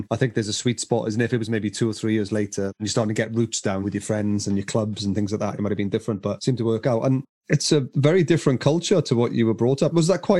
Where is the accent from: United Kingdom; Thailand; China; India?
United Kingdom; Welsh, Wales; as a Welshman